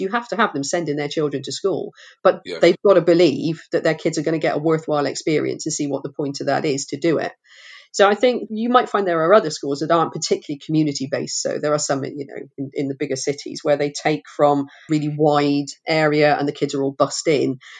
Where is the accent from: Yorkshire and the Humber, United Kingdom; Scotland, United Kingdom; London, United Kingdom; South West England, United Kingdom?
South West England, United Kingdom; Forest of Dean; When I grew up in the Forest of Dean, education was selective still.